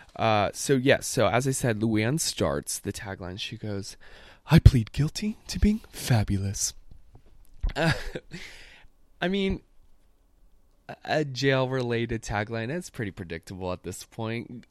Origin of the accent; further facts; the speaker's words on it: the South, United States; as a gay person, particularly growing up in the South